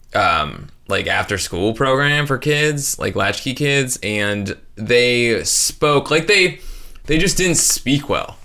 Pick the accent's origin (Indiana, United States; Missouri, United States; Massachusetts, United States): Indiana, United States; northern